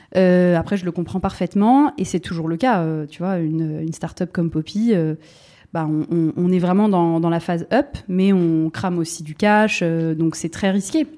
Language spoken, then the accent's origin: French; Bordeaux, Nouvelle-Aquitaine, France; moved away as an adult; also born or lived in Paris; je suis bordelaise, donc j'ai quitté Bordeaux pour aller à Paris.